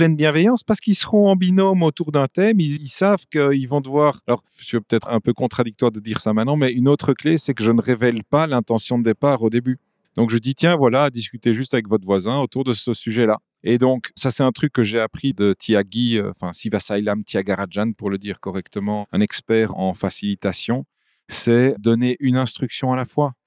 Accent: Flanders, Belgium; first language French; also born or lived in Bavaria; je suis un Belge, je ne sais pas si c'est pure souche, mais je suis un francophone qui a grandi en Flandre. Dans le côté de la Flandre, pour ceux qui connaissent, on parle le ouest flamand

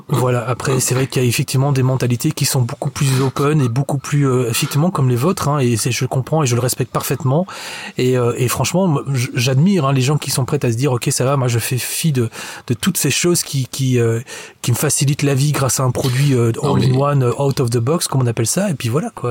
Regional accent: Belgium; en tant que bon belge qui se respecte

